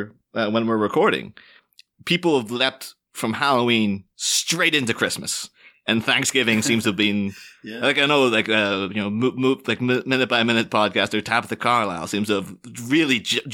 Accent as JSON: {"language": "English", "country": "Ireland", "said": "And so maybe there was a little bit of like, yeah, I'm not that proud to be Irish, and I'm not, you know, and also then within the mind, like, well, I'm not British either."}